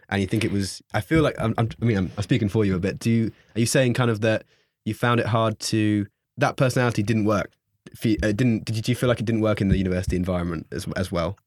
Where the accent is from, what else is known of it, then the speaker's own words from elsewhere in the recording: London, United Kingdom; moved away as an adult; now in Bath, United Kingdom; I'm from South. London.